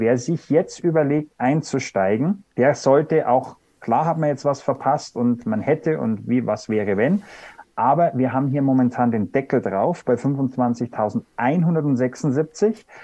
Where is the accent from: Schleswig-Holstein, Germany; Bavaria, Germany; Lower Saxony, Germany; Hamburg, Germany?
Bavaria, Germany; Wir sind ja beide aus Bayern